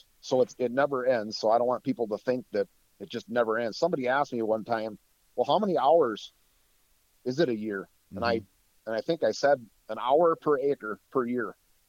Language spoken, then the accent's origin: English; Wisconsin, United States; Let's say you had 40 acres and I'm from North Central Wisconsin. So where I used to live, the paper industry was huge.